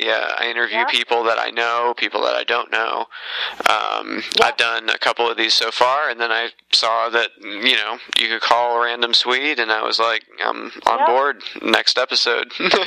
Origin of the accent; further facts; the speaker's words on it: Indiana, United States; Indiana in America.